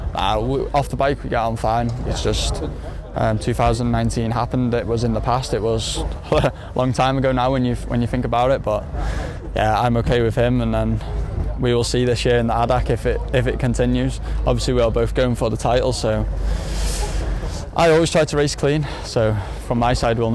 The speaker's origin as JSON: {"language": "English", "country": "United Kingdom", "said": "being British"}